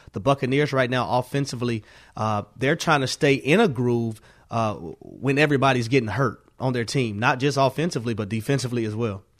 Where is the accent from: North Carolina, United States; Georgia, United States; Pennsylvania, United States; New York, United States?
Georgia, United States; Atlanta; I'm from Atlanta